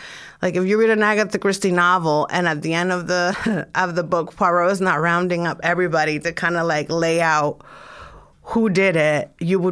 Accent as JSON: {"language": "English", "country": "Dominican Republic", "said": "I'm from the Dominican Republic"}